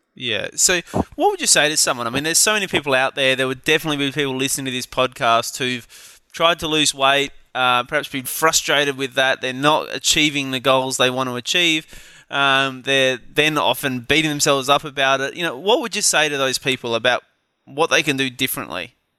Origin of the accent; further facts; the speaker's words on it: Adelaide, South Australia, Australia; from my hometown of Adelaide